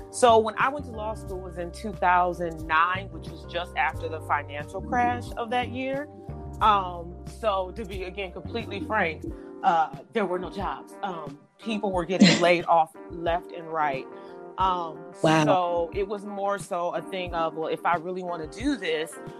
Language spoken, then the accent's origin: English; Detroit, Michigan, United States; I am originally from Detroit, Michigan